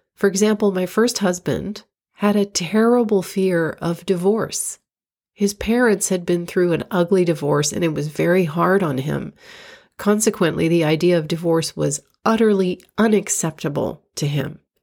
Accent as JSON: {"language": "English", "region": "Florida", "country": "United States", "tie": "born or raised there", "also_born_or_lived": "New York", "moved": "as an adult", "said": "my hometown in Florida"}